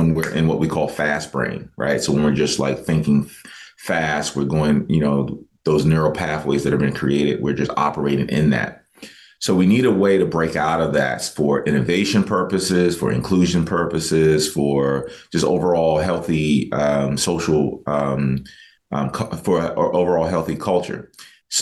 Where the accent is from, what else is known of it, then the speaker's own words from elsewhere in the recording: United States; are you from the States